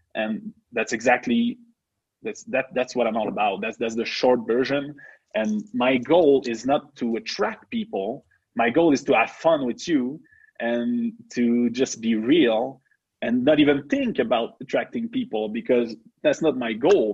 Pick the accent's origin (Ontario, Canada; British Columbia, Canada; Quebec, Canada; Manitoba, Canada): Quebec, Canada; first language French; English is a second language; we are two uh, French native guys. I'm from Quebec